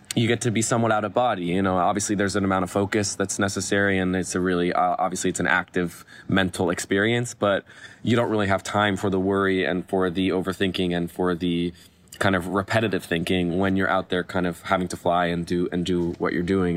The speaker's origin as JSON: {"language": "English", "town": "Los Angeles", "region": "California", "country": "United States", "tie": "born or raised there", "said": "I grew up here in Los Angeles, uh, in Westwood"}